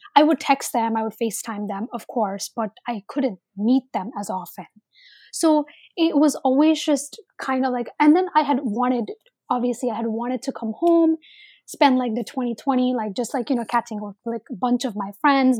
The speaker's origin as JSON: {"language": "English", "country": "India", "said": "I'm Indian."}